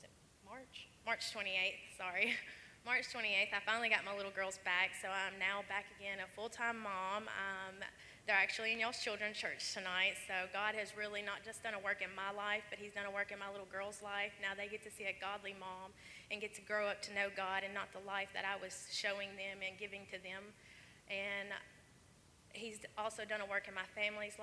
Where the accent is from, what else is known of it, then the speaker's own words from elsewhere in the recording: Portland, Tennessee, United States; I'm from Portland, Tennessee, and I am 23 years old